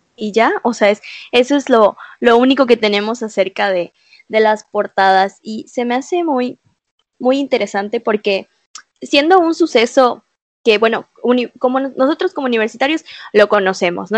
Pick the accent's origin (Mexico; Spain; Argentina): Mexico; como mexicanas, como mexicanos